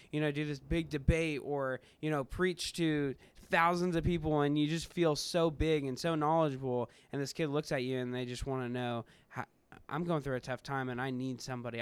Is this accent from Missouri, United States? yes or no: yes; Kansas City, Missouri, United States; moved away as an adult; now in Ohio, United States; I'm from Kansas City area